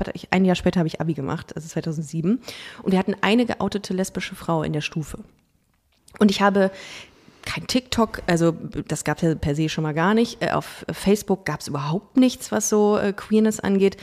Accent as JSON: {"language": "German", "town": "Düsseldorf", "region": "North Rhine-Westphalia", "country": "Germany", "tie": "born or raised there", "said": "ich bin ja in Düsseldorf groß geworden"}